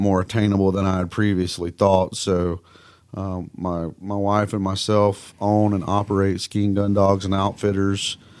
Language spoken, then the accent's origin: English; Mississippi, United States; accent: Southern; moved away as an adult; now in Kansas, United States; I grew up in Mississippi